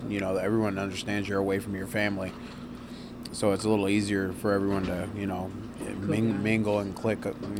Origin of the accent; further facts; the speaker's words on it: Detroit, Michigan, United States; moved away as an adult; now in Stanley, North Dakota, United States; I'm from Detroit, Michigan, driving a water truck, semi-truck. We are in Stanley, North Dakota.